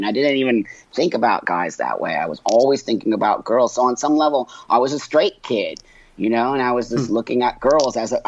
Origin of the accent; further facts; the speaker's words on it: Los Angeles, California, United States; I was born in 1962 in Los Angeles in the Valley